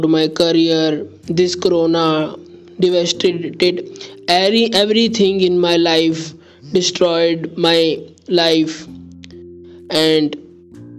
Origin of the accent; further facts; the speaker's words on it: India; I am from India